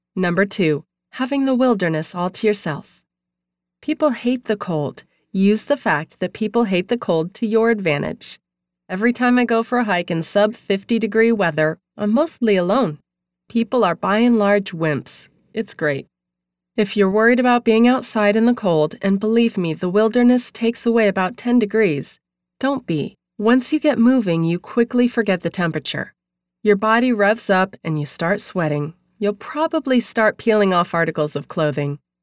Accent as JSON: {"language": "English", "region": "New England", "country": "United States", "tie": "born or raised there", "also_born_or_lived": "Maine", "moved": "yes", "lives_now": "Malibu, United States", "said": "growing up in New England"}